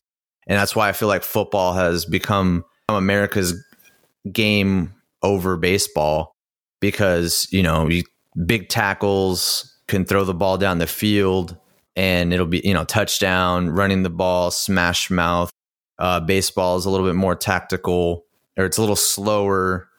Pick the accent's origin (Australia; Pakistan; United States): United States; talking to people and growing up in the United States